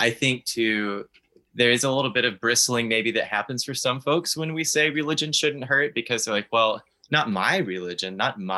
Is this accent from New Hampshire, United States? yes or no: no; Texas, United States; also born or lived in Alaska; I'm originally from Texas, but I lived half of my life in Alaska as well.